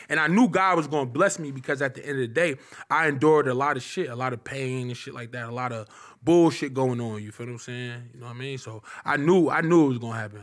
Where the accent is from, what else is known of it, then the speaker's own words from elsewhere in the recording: Irvington, New Jersey, United States; also born or lived in Newark, New Jersey; I'm from Irvington. I'm from Irvington, New Jersey. I'm from Newark, Irvington, New Jersey